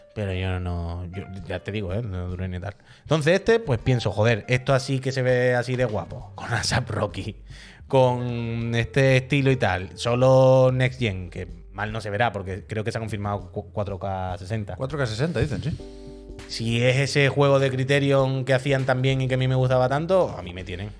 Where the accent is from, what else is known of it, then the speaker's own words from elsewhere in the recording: Cádiz, Andalusia, Spain; soy de Cádiz